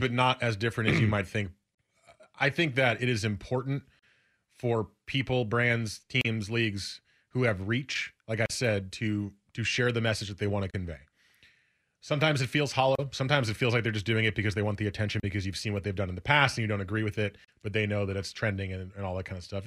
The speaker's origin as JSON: {"language": "English", "region": "New Jersey", "country": "United States", "tie": "born or raised there", "moved": "as an adult", "lives_now": "Portland, United States", "said": "I grew up in New Jersey."}